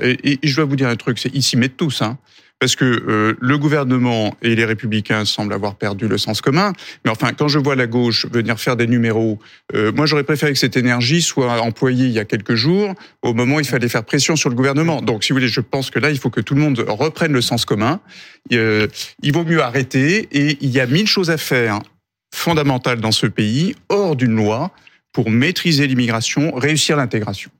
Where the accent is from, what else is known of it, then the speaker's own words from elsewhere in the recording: Nantes, Pays de la Loire, France; je viens d'un quartier de Nantes qui s'appelle Bellevue